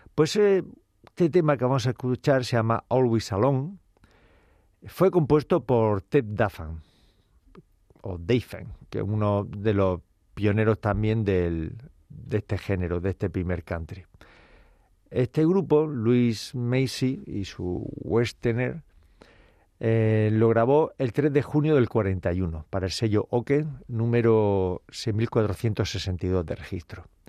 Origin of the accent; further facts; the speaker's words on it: Cartagena, Region of Murcia, Spain; moved away; como decimos por mi tierra, Cartagena, Murcia